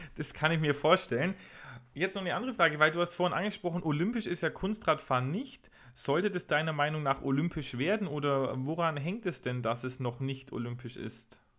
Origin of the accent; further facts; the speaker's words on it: a home town near Lauingen, Bavaria, Germany; Lauingen ist, glaube ich, drei, vier Kilometer von meiner Heimatstadt entfernt